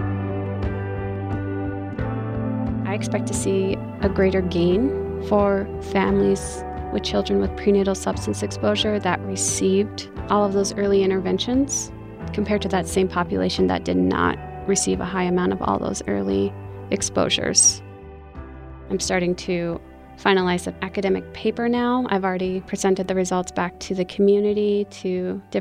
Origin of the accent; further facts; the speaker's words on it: Rocky Boy's Reservation, Montana, United States; I was born and raised on the Rocky Boys Reservation here in Montana